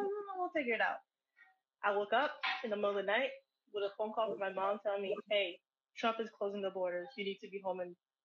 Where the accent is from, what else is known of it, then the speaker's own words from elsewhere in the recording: Haiti; also born or lived in New Jersey, United States; now in Linden, United States; originally born and raised in Haiti